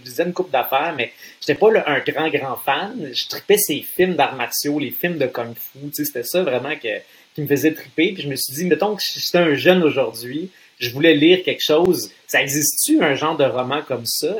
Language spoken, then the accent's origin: French; Trois-Rivières, Quebec, Canada; j'étais un petit gars de Trois-Rivières